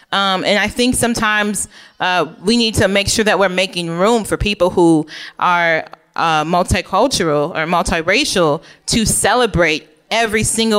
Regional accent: Oak Park, Illinois, United States; I mentioned before that I grew up in Oak Park, which is like, I don't know, middle class, upper middle class neighborhood outside of Chicago.

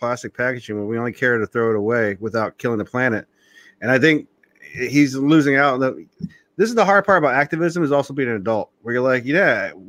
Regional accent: Oceanside, California, United States; I'm from Oceanside originally

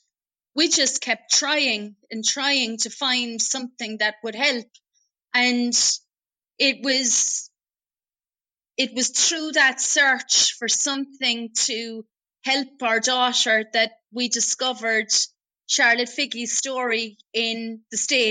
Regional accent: Ireland

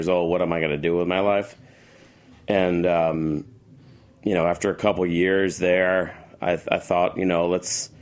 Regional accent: Paramus, New Jersey, United States; also born or lived in Chicago; now in Los Angeles, United States; I'm from Jersey. I grew up in Paramus

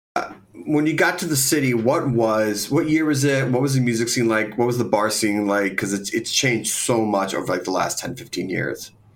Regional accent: Philadelphia, Pennsylvania, United States; I grew up in Philadelphia

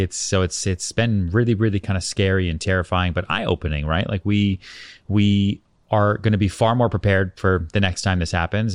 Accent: outside Boston, Massachusetts, United States; also born or lived in Texas / Colorado; now in New York City, United States; I was born in Texas, but by that point, you know, I grew up outside Boston

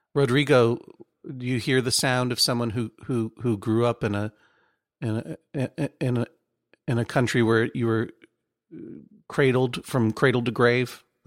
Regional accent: Brookline, Massachusetts, United States; moved away; I'm from Brookline

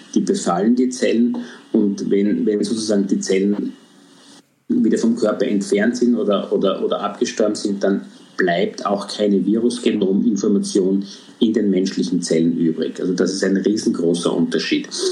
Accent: Austria; bei uns in Österreich

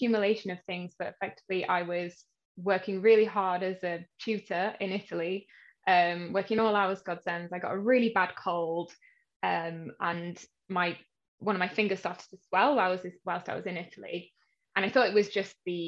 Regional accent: Yorkshire and the Humber, United Kingdom; now in London, United Kingdom; I live in the UK, in London. I'm originally actually from Yorkshire, which is a bit further up north.

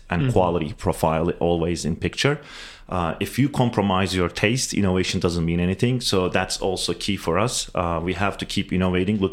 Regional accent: Turkey; now in United States; me and my business partner originally from Turkey

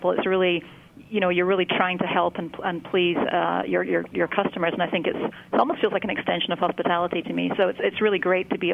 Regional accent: Scotland, United Kingdom; now in California, United States; I grew up in Scotland, so you'll hear a slight accent

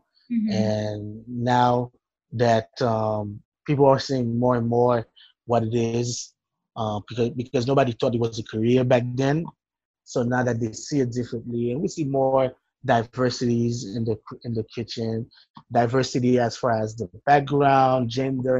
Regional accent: Port-au-Prince, Ouest, Haiti; English is a second language; moved away; I grew up in Port-au-Prince, Haiti

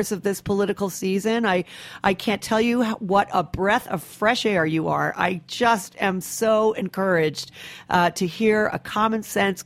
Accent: Rhode Island, United States; now in New York, United States; I'm a New Yorker, but I'm from Rhode Island

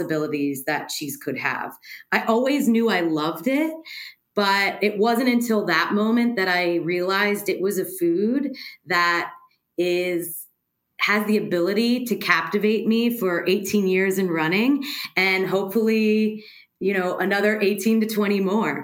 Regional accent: Pittsburgh, Pennsylvania, United States; moved away; also born or lived in New York / Chicago / Amsterdam; I grew up in Pittsburgh, Pennsylvania

